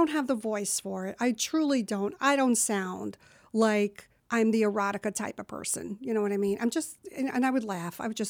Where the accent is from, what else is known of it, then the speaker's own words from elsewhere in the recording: New Jersey, United States; born there; accent: New Jersey; I was born in New Jersey, and it took years